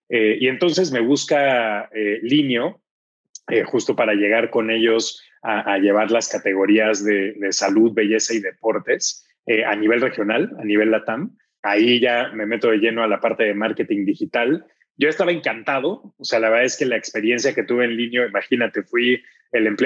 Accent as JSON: {"language": "Spanish", "country": "Mexico", "said": "mexicano, estudié ingeniería industrial y de sistemas."}